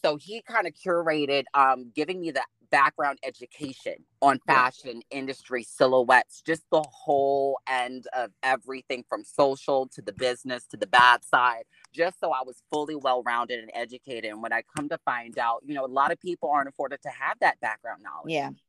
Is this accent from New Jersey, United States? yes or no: yes; New Jersey, United States; now in Atlanta, United States; really launched me into what is fashion in Atlanta. Of course, I'm coming from New Jersey.